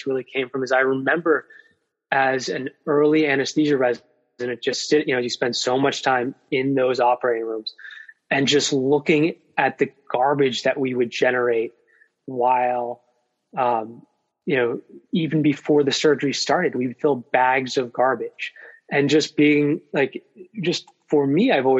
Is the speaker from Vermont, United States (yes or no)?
yes; Vermont, United States; now in Virginia, United States; I come from Vermont